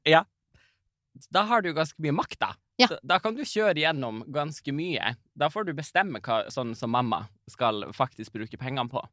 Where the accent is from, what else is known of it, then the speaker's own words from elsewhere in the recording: Karasjok, Finnmark, Norway; jeg er jo fra Karasjok